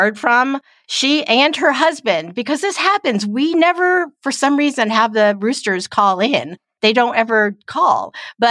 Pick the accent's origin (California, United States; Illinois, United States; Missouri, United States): Missouri, United States; Kansas City; we're from Kansas City, but that's not where most of our listeners are.